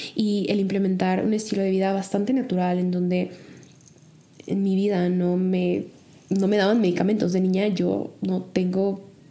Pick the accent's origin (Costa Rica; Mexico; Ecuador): Mexico; moved away as an adult; also born or lived in Chicago; México sigue siendo México, mi hogar sigue siendo mi hogar, mi familia sigue siendo mi familia